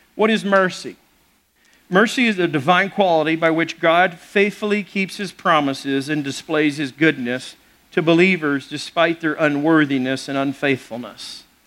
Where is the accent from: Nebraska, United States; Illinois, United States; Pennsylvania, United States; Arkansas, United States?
Arkansas, United States; Little Rock; growing up in Little Rock, Arkansas